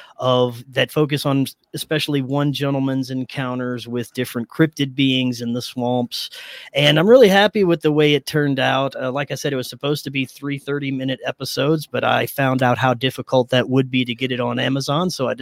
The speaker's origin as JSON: {"language": "English", "town": "Houma", "region": "Louisiana", "country": "United States", "tie": "born or raised there", "said": "I grew up in a small town about an hour south of New Orleans called Houma"}